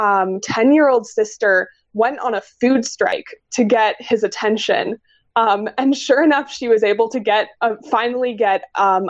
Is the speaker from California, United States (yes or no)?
no; Logan, Utah, United States; growing up in Logan and being exposed to the outdoors a lot as a kid